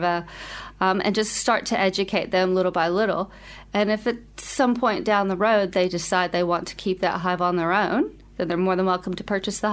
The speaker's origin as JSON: {"language": "English", "country": "United States", "moved": "as an adult", "lives_now": "Wellington, New Zealand", "said": "as an American"}